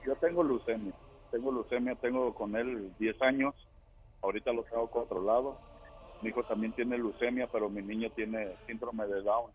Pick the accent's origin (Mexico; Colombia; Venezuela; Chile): Mexico; Jalisco; mi tierra, de Jalisco